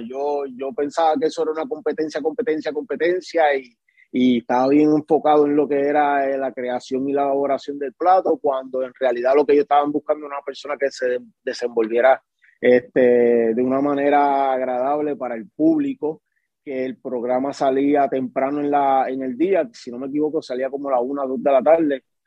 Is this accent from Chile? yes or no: no; Guayama, Puerto Rico; moved away as an adult; also born or lived in Caguas, Puerto Rico; Pues soy nacido en Caguas y criado, como quien dice, en, Guayama, pero sí soy de la isla bonita de Puerto Rico